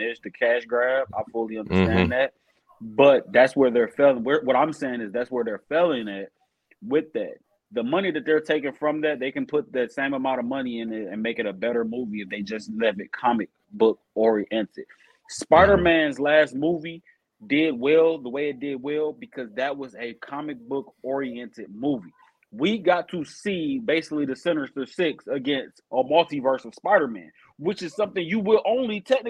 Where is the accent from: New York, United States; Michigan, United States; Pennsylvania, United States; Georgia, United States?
Michigan, United States; Detroit; I'm from Detroit. I'm from Detroit, Michigan